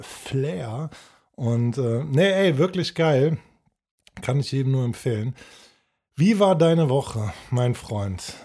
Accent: Cologne, North Rhine-Westphalia, Germany; als Kölner

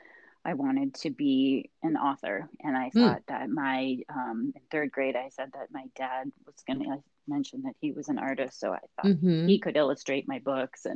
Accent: Minneapolis, Minnesota, United States; moved away as an adult; also born or lived in Chapel Hill, North Carolina; growing up in Minneapolis

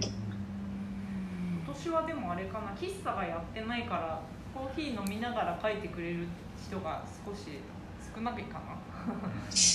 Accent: Yamagata, Japan; 私も山形出身

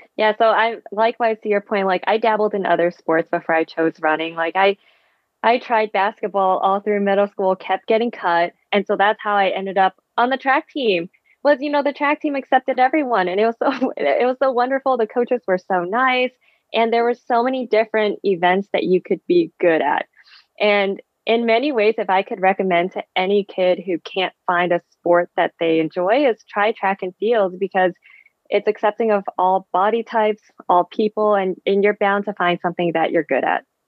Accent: East Bay, Bay Area, California, United States; first language Vietnamese; English is a second language; also born or lived in Vietnam / New York City / Boulder; So I grew up in the Bay Area. I was originally born in Vietnam, and my family and I immigrated to the Bay Area when I was two

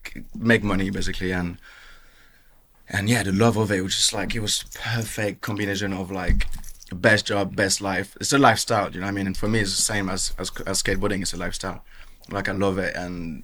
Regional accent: Bordeaux, Nouvelle-Aquitaine, France; accent: French; English is a second language; also born or lived in Marseille / Basque Country / Caribbean; Yeah, so mainly south of France. I was born in Marseille. I grew up in the Basque country, grew up in the Caribbean, where I'm from, where my dad's from, and Bordeaux, that's where I did my teenage years.

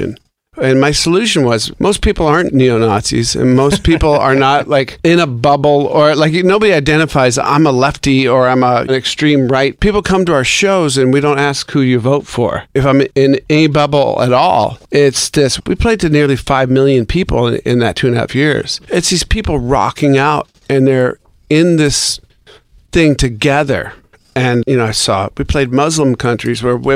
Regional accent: Seattle, Washington, United States; my hometown of Seattle

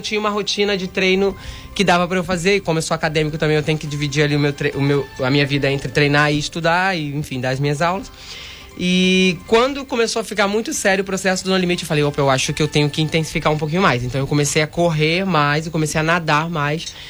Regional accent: Angra dos Reis, Rio de Janeiro, Brazil; moved away as an adult; also born or lived in Portugal / Spain; sou de Angra

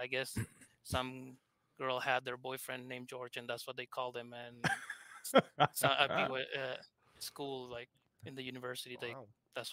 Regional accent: Argentina; accent: thick accent; English is a second language; I'm from Argentina, hence my thick accent

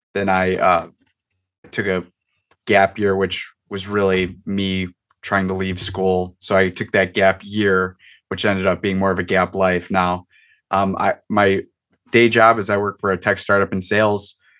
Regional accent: Chicago, Illinois, United States; I'm right outside Chicago, Chicago suburb kid

